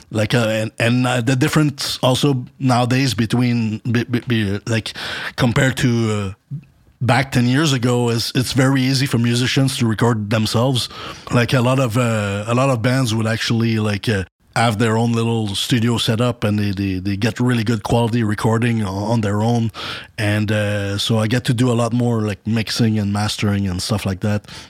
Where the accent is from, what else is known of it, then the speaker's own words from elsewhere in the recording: Montreal, Quebec, Canada; moved away as an adult; now in Dallas, United States; I'm from Montreal.